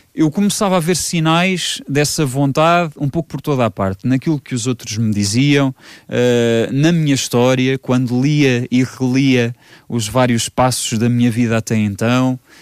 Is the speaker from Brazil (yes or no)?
no; Vimeiro, Centro, Portugal; nasci no Vimeiro, não aqui no Conselho, mas no Vimeiro que pertence ao Conselho da Lourinhã, Uh, e hum, cresci sempre rodeado de muita história.